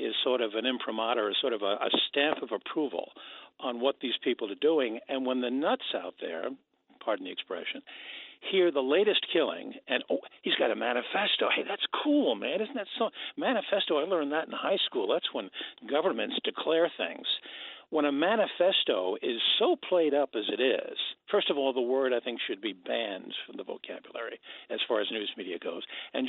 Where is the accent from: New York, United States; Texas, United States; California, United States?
New York, United States; New York City; moved away as an adult; now in Wisconsin, United States; I'm in Wisconsin now, have been for the last 30 years, but I grew up in New York City, in Astoria, in Queens specifically.